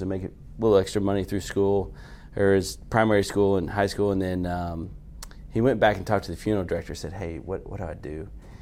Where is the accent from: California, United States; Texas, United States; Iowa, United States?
Texas, United States; Carrollton; I grew up in Carrollton